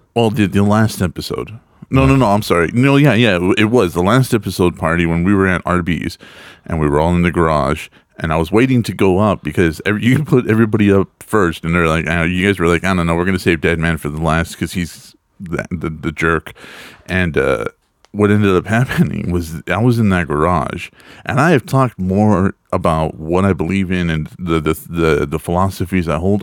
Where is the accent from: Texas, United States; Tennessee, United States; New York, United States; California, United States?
Texas, United States; I grew up in Texas